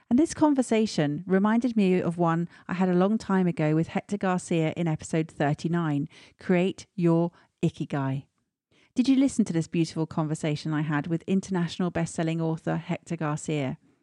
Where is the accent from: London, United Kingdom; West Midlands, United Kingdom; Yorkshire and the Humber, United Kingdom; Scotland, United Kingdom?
West Midlands, United Kingdom; Stratford-upon-Avon; moved away; my hometown of Stratford-on-Avon